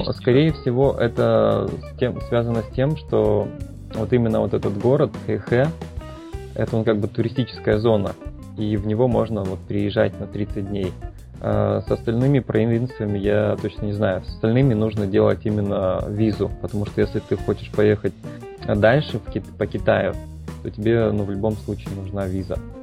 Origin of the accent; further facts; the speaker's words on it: Blagoveshchensk, Amur Oblast, Russia; moved away as an adult; also born or lived in Vladivostok / Novosibirsk / China; now in Thailand; я вообще из Амурской области, это город Благовещенск.